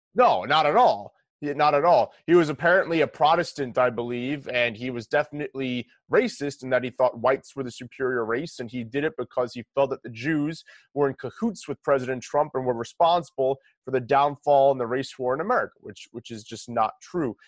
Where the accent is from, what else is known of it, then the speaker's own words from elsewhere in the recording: New York, United States; we're from New York